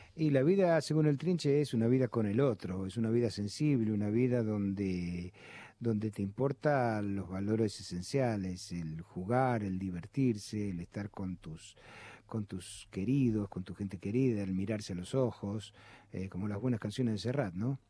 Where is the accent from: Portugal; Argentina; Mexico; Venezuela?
Argentina; Buenos Aires; he nacido al lado de la cancha de Boca y toda mi infancia y mi adolescencia me la he pasado en la cancha de Boca